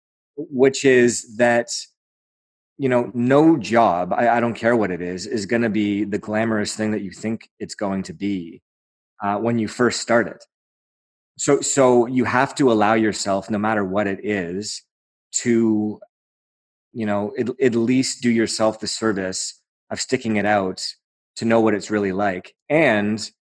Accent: Aurora, Ontario, Canada; That's my hometown

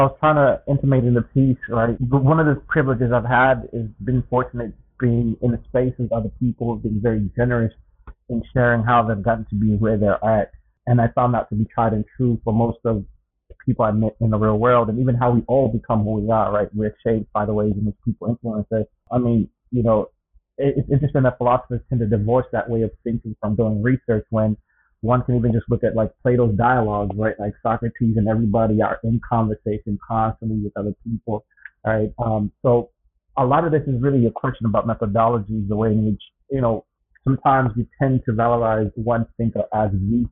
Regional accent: Zambia; moved away; also born or lived in North America; born and raised in Zambia

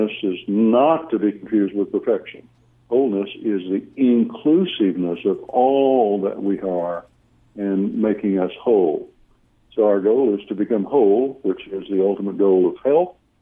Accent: Oklahoma, United States; now in Austin, United States; I don't pronounce Weltanschauung very well, because I'm from Oklahoma

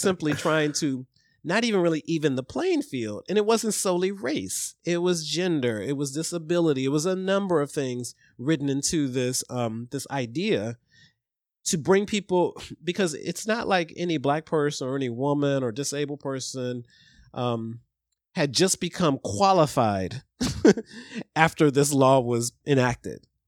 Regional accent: Ohio, United States; I grew up in Ohio

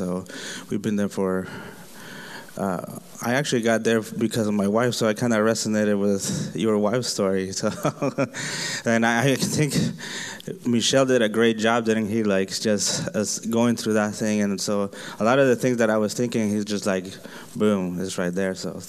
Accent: Honduras; now in Phoenix, United States; I was born in Honduras, Central America, and I've been here, I think it's 13 years.

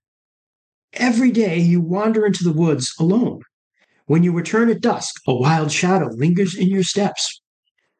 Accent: upstate New York, United States; technically, I grew up in upstate New York, and technically, I grew up in the Appalachians. Part of the Catskill Mountains where I grew up

